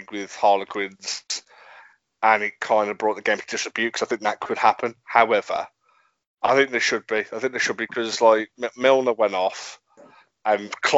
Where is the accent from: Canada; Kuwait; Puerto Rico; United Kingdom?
United Kingdom; England; we're English